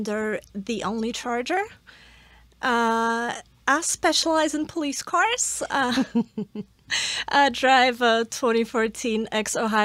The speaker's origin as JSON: {"language": "English", "country": "Poland", "moved": "as an adult", "lives_now": "United States", "said": "I'm from Poland. I've only been here for 7 years"}